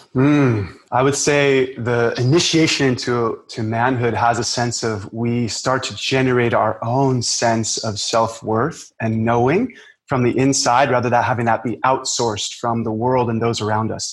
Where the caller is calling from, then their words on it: Maui, Hawaii, United States; I'm calling in from Maui.